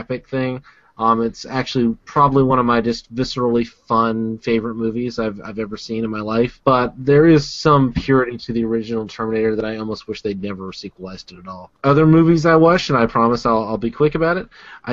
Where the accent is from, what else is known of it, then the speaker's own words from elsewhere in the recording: the American South, United States; I'm from the American South